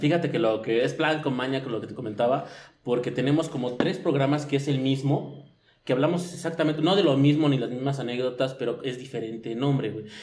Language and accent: Spanish; Mexico City, Mexico; soy chilango